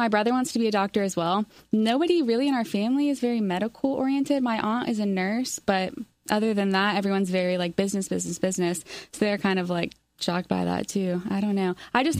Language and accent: English; Charlotte, North Carolina, United States; I grew up in Charlotte, lived in the same house my entire life.